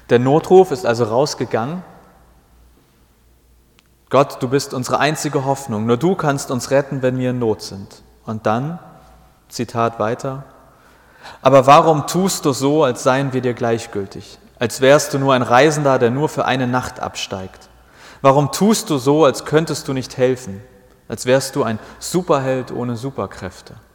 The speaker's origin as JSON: {"language": "German", "region": "Hamburg", "country": "Germany", "tie": "born or raised there", "said": "Ich war sowas wie 14, 15, 16 Jahre alt, äh, meine Heimatgemeinde, auch in Hamburg, aber im Nordwesten."}